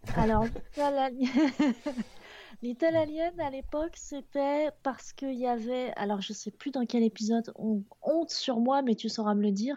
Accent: Picardy, Hauts-de-France, France; je viens de, des Hauts-de-France, mais ah je, je, tiens à la Picardie avant tout

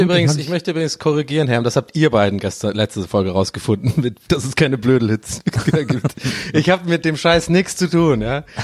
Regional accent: Berlin, Germany; dass ich habe null Bock auf die Nummer gerade als Berliner.

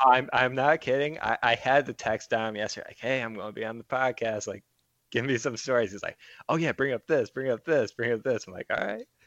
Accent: Monroe, Michigan, United States; moved away as an adult; also born or lived in Pittsburgh, Pennsylvania; now in New York, United States; I was born and raised in Monroe.

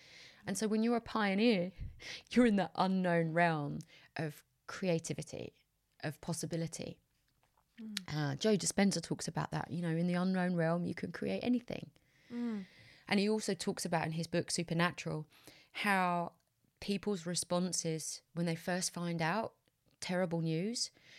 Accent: United Kingdom; I took for granted as a British white woman that my rights are safe.

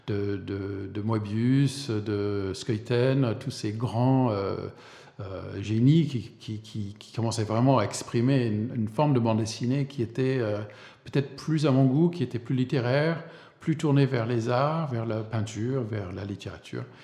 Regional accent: Vermont, United States; French is a second language; moved away as an adult; also born or lived in Paris, France; je suis né aux États-Unis, euh, dans le Vermont.

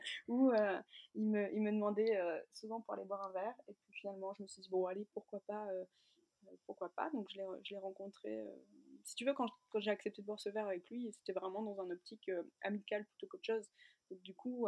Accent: near Lille, Hauts-de-France, France; moved away as an adult; also born or lived in the Alps; on est originaire d'ici, à côté de Lille. On habitait jusqu'alors dans les Alpes

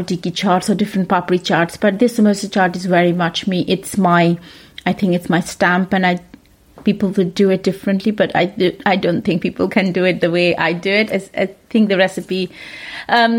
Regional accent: Punjab, India; moved away as an adult; now in United Kingdom; I am from Punjab

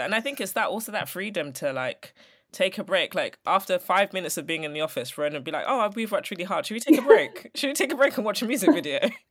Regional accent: London, United Kingdom; I'm from Elephant, so I'm a South Londoner.

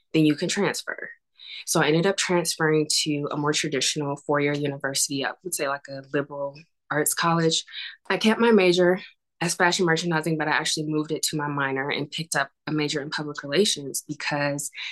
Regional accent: North Carolina, United States; moved away as an adult; also born or lived in Atlanta; I grew up in North Carolina

